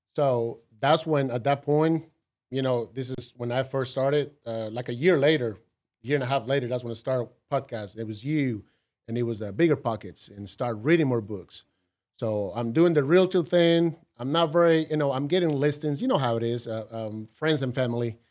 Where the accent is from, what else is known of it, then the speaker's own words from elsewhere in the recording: Costa Rica; English is a second language; moved away as an adult; now in United States; growing up in Costa Rica